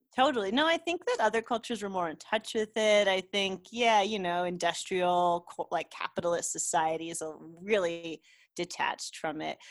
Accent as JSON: {"language": "English", "country": "United States", "moved": "yes", "lives_now": "Mexico", "said": "I'm an American, but I live in Mexico"}